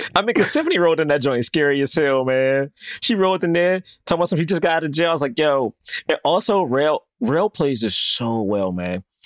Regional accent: New York, United States; I'm from New York.

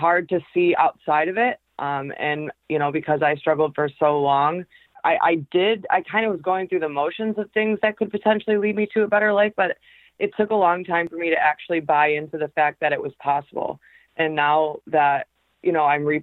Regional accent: Michigan, United States; also born or lived in Macomb, Michigan; I am actually from Michigan. I live in a little suburb called Macomb, about a half hour outside of Detroit

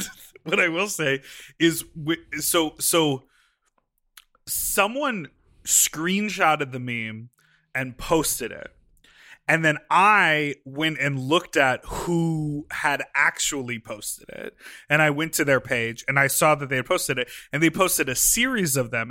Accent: Lake Michigan, Midwest, United States; went to the local beach in Lake Michigan in my hometown.

